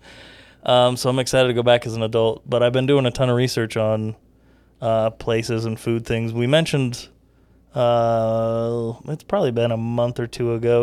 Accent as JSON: {"language": "English", "region": "the West", "country": "United States", "tie": "born or raised there", "said": "we grew up in the West where everything is so spread out"}